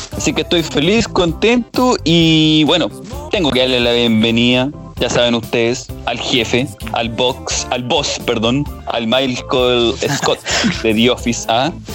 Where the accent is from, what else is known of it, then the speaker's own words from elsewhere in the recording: Puente Alto, Santiago Metropolitan Region, Chile; also born or lived in La Pincoya, Santiago; yo pasé mi infancia, bueno, aquí en La Pincoya y pasé mi infancia allá en Puente Alto